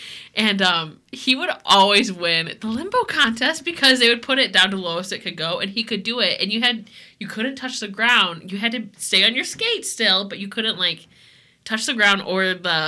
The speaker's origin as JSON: {"language": "English", "town": "Sterling", "region": "Illinois", "country": "United States", "tie": "born or raised there", "moved": "yes", "said": "back in my hometown"}